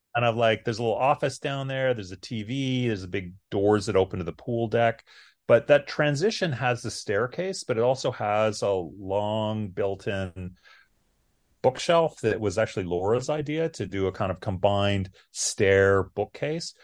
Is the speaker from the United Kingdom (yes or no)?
no; Canada; moved away as an adult; now in Austin, United States; I'm Canadian, I'm from the north